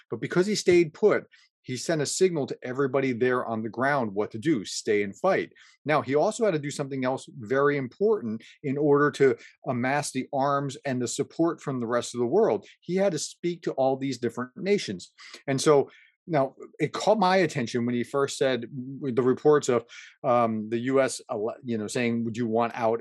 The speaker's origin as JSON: {"language": "English", "country": "United States", "said": "as an American"}